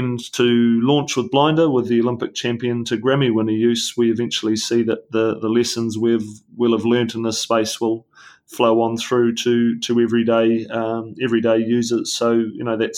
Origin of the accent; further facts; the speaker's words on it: New Zealand; as a New Zealander